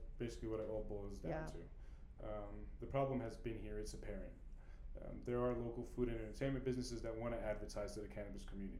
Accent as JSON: {"language": "English", "region": "California", "country": "United States", "said": "We are from California"}